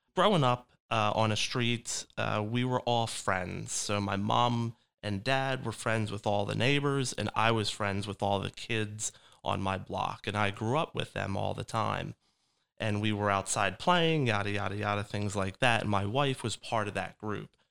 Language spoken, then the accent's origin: English; Delran, New Jersey, United States; also born or lived in Philadelphia, Pennsylvania; I was raised in Del Ran, New Jersey, just right over the bridge from Philadelphia